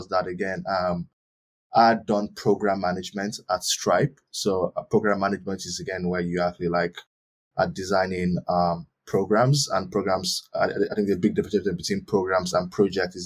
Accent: Nigeria; moved away as an adult; also born or lived in Turkey / Ireland; I was born in Nigeria

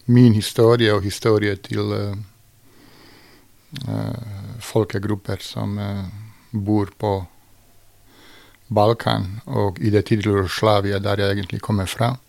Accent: Mostar, Federation of Bosnia and Herzegovina, Bosnia & Herzegovina; also born or lived in Sarajevo / Belgrade; Jeg vokste faktisk opp både i Mostar, Sarajevo og i Beograd.

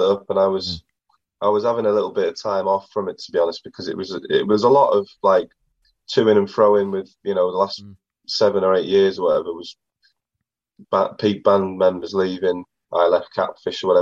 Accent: Accrington, North West England, United Kingdom; I'm originally from Accrington

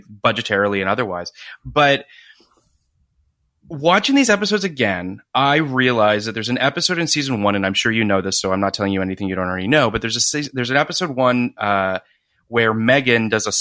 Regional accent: Canada; I am Canadian like Scott Speedman

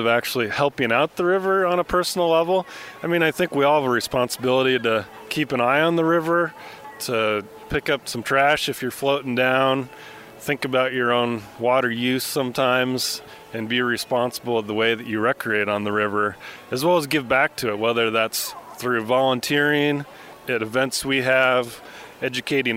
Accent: Missoula, Montana, United States; I grew up in Missoula, and the Clark Fork was a part of my childhood since I was a week old.

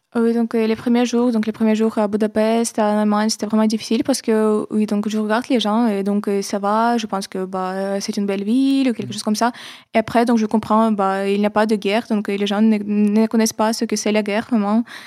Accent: Kyiv, Ukraine; French is a second language; moved away as an adult; now in Paris, France; je ne veux pas quitter Kiev, c'est ma ville natale

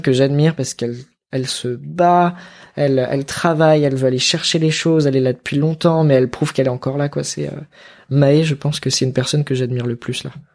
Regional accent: Grenoble, Auvergne-Rhône-Alpes, France; moved away; Je suis originaire de là-bas. J'ai grandi à Grenoble

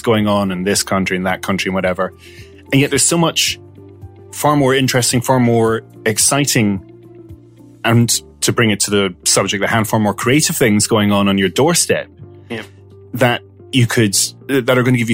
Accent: Malta; now in Ireland; I'm half Scottish, half Maltese, right? Mm. I grew up in Malta.

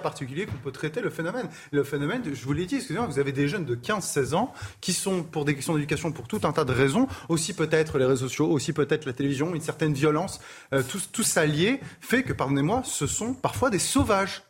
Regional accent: Touraine, Centre-Val de Loire, France; moved away as an adult; also born or lived in Indre; now in Paris, France; dans un petit village de, de, de Touraine, euh, d'où je viens

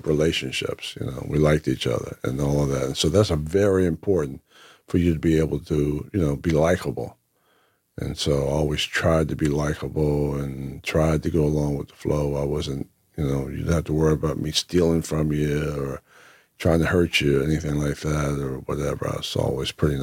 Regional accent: Whitesboro, New Jersey, United States; growing up in Whitesboro

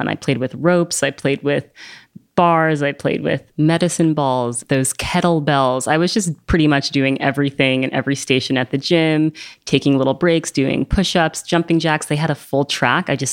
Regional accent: New York, United States; I grew up here in New York

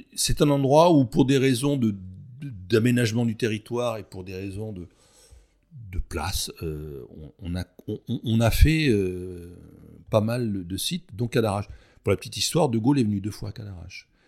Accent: Provence-Alpes-Côte d'Azur, France; je suis provençal

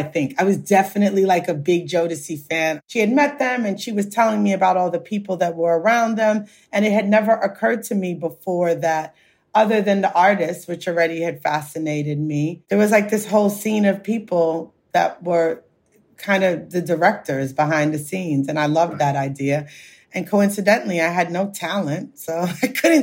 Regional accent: New York, United States; moved away as an adult; also born or lived in Philadelphia; now in London, United Kingdom; I grew up in New York

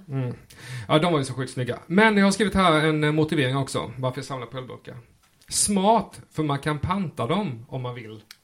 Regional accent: Rottne, Kronoberg County, Sweden; Som smålänning i Rottne.

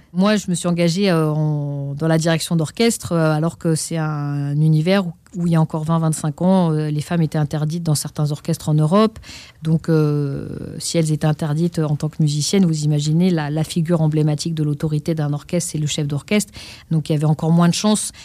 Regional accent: Pantin, Île-de-France, France; Ils nous ont inscrits au conservatoire de la ville où on a grandi, à Pantin, en Seine-Saint-Denis.

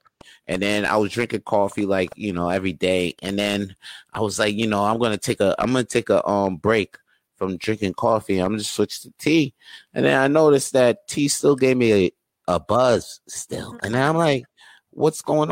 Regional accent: United States; now in Montreal, Canada; I was raised in the States though, like my mom would try to teach me French.

